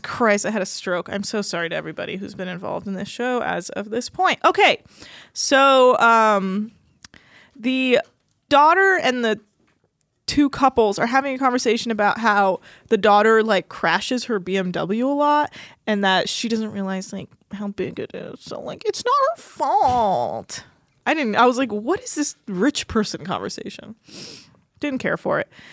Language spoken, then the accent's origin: English; Davis, California, United States; Davis, California